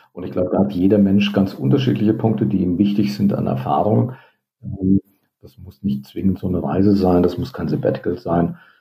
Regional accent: Northern Hesse, Germany; Nordhessen, wo ich aufgewachsen bin

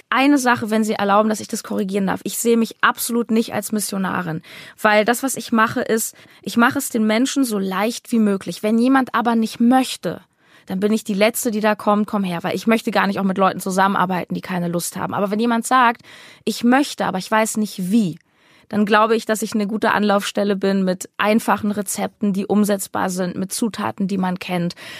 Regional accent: Berlin, Germany; meine Heimat Berlin

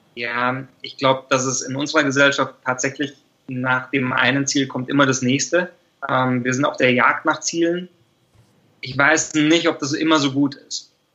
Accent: Germany; als wir Deutschen

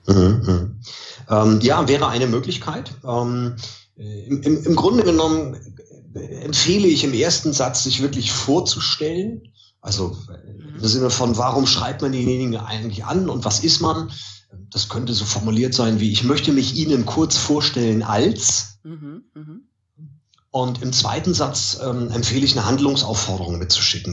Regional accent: Mölln, Schleswig-Holstein, Germany; wo ich herkomme, Mölln

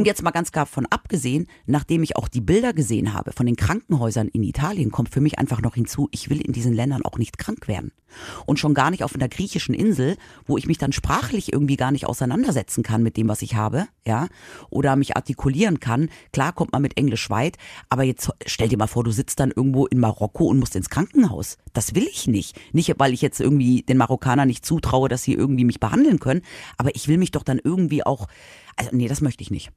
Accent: Munich, Bavaria, Germany; ich bin ja in München aufgewachsen

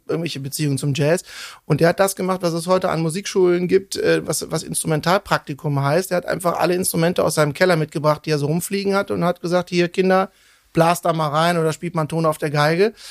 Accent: Cologne, North Rhine-Westphalia, Germany; also born or lived in Bonn; ich bin, bin äh, in Köln seit meinem dritten Lebensjahr aufgewachsen

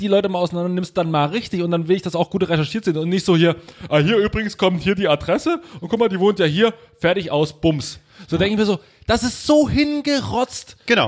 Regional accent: East Germany, Germany; bei uns im Osten

